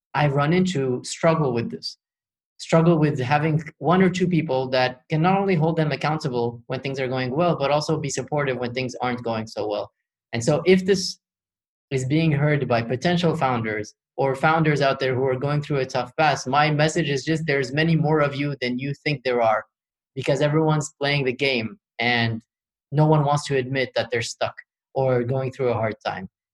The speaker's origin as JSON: {"language": "English", "country": "Morocco", "tie": "born or raised there", "also_born_or_lived": "Paris, France", "said": "So I was born in Paris, and when I was five, my parents decided to move back to Morocco, which is their country of origin."}